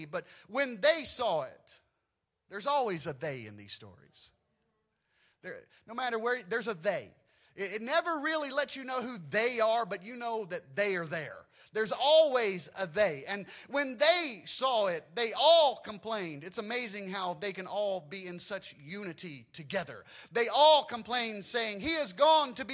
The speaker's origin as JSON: {"language": "English", "region": "Louisiana", "country": "United States", "tie": "born or raised there", "said": "I grew up in Louisiana"}